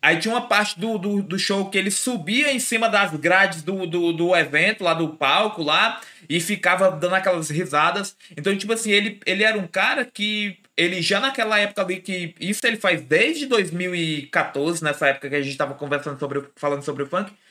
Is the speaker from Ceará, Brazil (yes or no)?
yes; Ceará, Brazil; a gente é daqui do Ceará